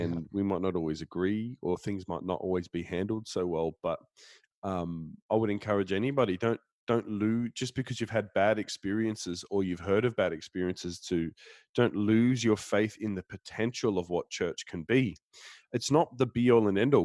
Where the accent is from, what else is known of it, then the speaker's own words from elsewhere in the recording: Denmark; I'm from Denmark